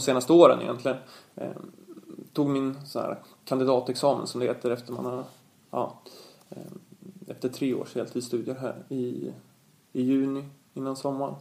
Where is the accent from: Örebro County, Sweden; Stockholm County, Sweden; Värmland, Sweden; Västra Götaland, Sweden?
Stockholm County, Sweden; Stockholm; här hemma i Stockholm